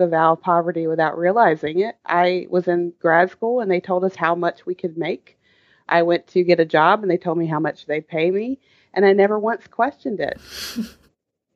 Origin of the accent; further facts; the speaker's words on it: the South, United States; I grew up in the South